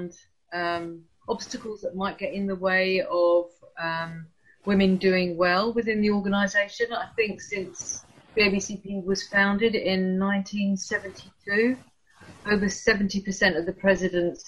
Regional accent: London, United Kingdom; moved away as an adult; also born or lived in Rochester, Kent; now in Canterbury, United Kingdom; I'm a Londoner, so I was born in Hammersmith and I lived for a long time in London

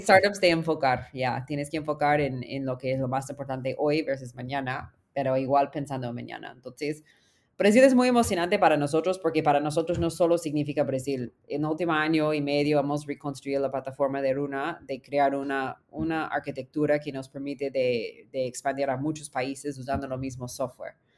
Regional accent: United States; Spanish is a second language; moved away as an adult; also born or lived in California / Peru; soy gringa en América Latina

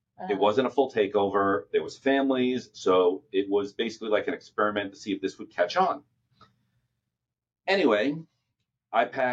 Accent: New York, United States; now in Orlando, United States; I grew up in New York

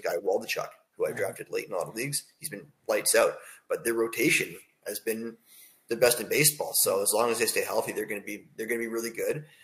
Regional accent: Toronto, Ontario, Canada; I'm from Toronto, and I'm a Jay fan.

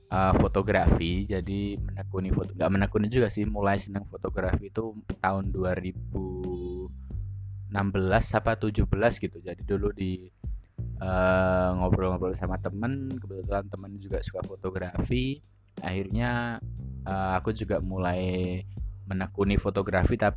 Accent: Surakarta, Central Java, Indonesia; aku lahir dan besar di Solo Surakarta di Jawa Tengah sehari-hari menggunakan bahasa Jawa kalau ngobrol.

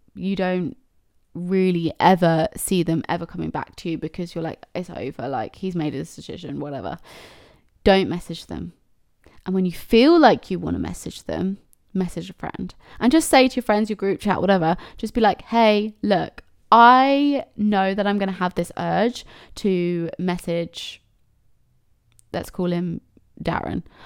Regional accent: Cambridge, East of England, United Kingdom; I'm from Cambridge

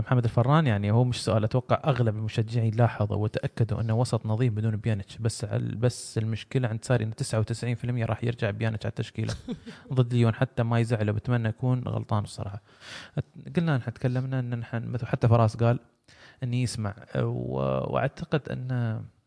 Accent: United Arab Emirates; عندنا في الامارات

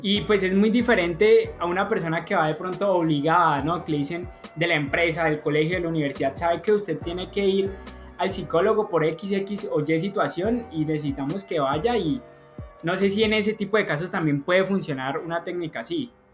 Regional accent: Colombia; somos colombianos

